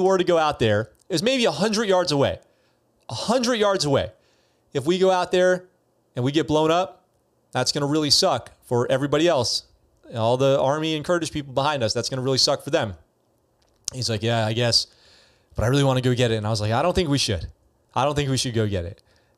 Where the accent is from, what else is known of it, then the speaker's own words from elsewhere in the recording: New York, United States; Are you really a Yankee? Because I'm from New York.